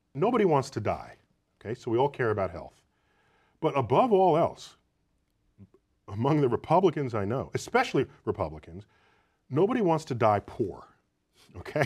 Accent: United States; as an American

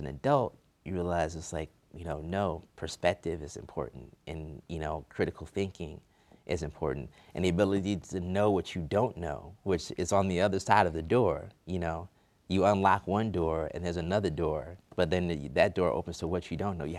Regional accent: Newark, New Jersey, United States; now in Washington, D.C., United States; I'm from Newark

